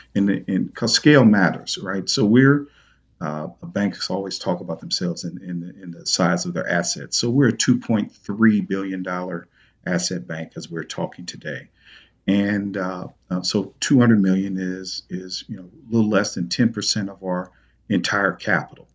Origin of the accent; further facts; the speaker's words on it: East St. Louis, Illinois, United States; my hometown, uh, East Saint Louis